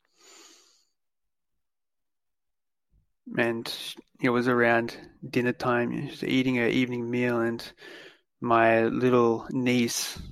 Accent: Australia; as an Australian guy growing up

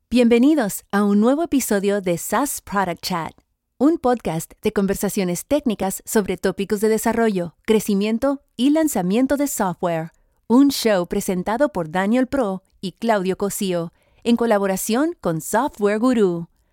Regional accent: Mexico; moved away as an adult; now in New York, United States; yo soy mexicano. Actualmente radico en Nueva York.

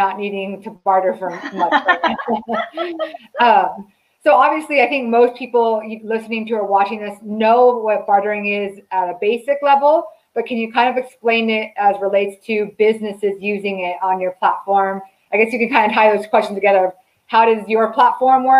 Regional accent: Southern California, United States; moved away as an adult; I'm from Southern California myself

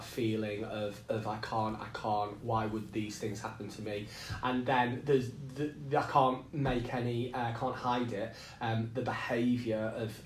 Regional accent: the Northeast, North East England, United Kingdom; now in Nottingham, United Kingdom; a community very, very similar to the community I grew up in the Northeast

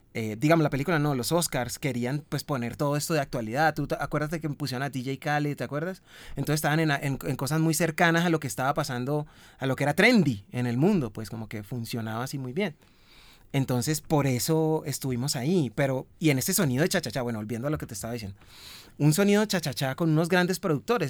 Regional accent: Cali, Valle del Cauca, Colombia; de donde yo vengo, que vengo de Cali

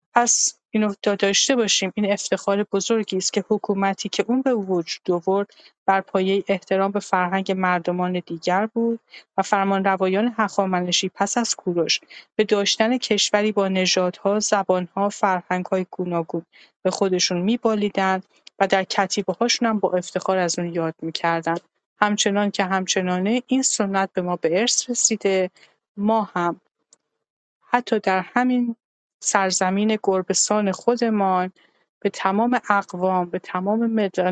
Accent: Iran; ما که ایرانی هستیم

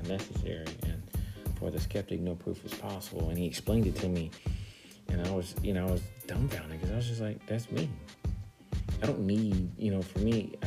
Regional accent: United States; I'm African American

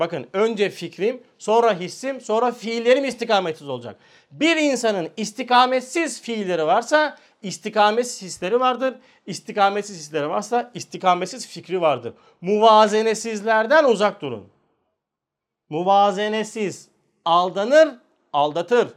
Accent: Turkey; Biz Türküz

